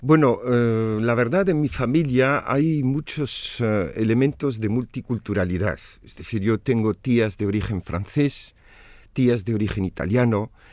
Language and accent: Spanish; Tunis, Tunisia; also born or lived in Navarre, Spain; now in Vitoria, Spain; tunecino porque nací en Túnez, mis padres eh, son tunecinos